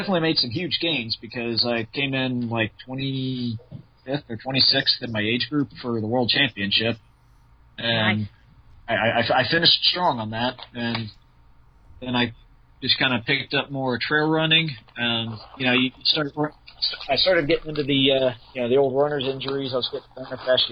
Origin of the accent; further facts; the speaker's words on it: hometown near the Kings Domain course, Ohio, United States; I only live 20, 30 minutes away from the King's Domain course.